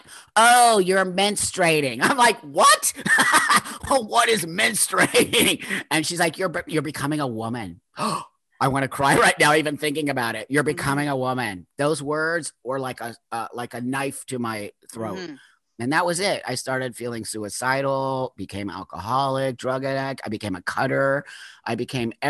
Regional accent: Los Angeles, California, United States; born or raised there

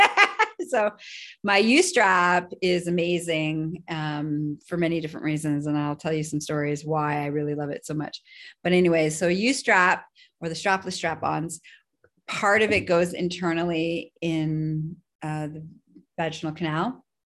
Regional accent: Canada; I am Canadian

